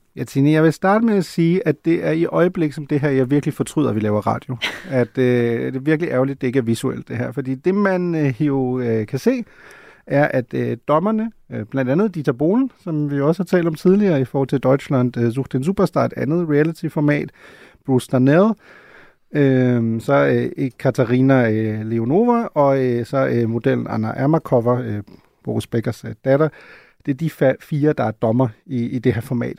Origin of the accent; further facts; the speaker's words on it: Schleswig-Holstein, Germany; Slesvig-Holsten, hvor jeg kommer fra